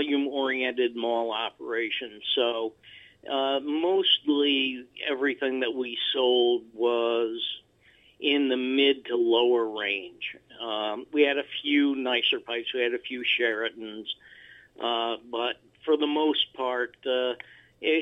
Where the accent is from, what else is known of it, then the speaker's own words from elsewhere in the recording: Albany, New York, United States; moved away as an adult; for the first 55 or so years of my life, I lived in the area around Albany, New York